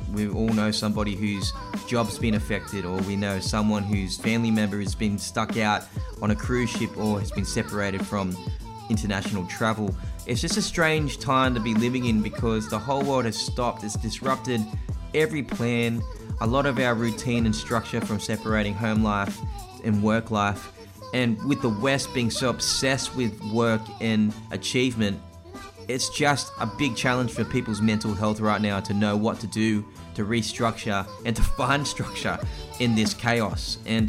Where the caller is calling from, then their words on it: Sydney, New South Wales, Australia; I'm from Sydney, Australia at the moment, so we're in shutdown.